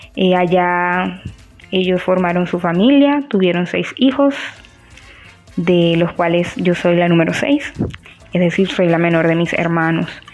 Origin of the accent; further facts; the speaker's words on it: Venezuela; moved away as an adult; also born or lived in Barranquilla, Colombia; now in Riohacha, Colombia; Soy licenciada en comunicación social, egresada de, una universidad en Venezuela desde hace 10 años aproximadamente.